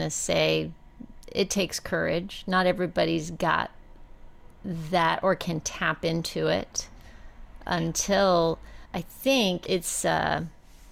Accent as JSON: {"language": "English", "town": "El Paso", "region": "Texas", "country": "United States", "tie": "born or raised there", "said": "Having grown up in the Southwest, I grew up in El Paso, Texas"}